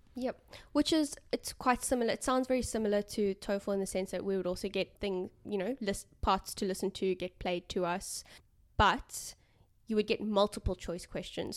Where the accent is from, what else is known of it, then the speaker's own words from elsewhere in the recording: South Africa; first language English; now in Australia; coming from South Africa